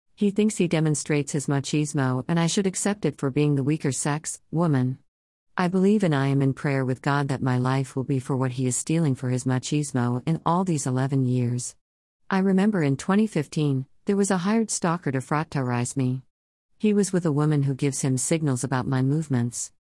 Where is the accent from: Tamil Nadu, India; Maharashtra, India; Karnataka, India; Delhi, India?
Tamil Nadu, India; Chennai; also born or lived in Madurai; I grew up in Chennai